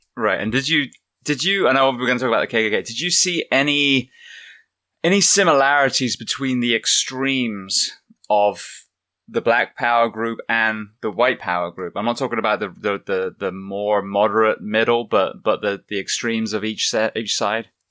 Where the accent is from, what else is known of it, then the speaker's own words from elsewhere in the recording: England, United Kingdom; I'm from England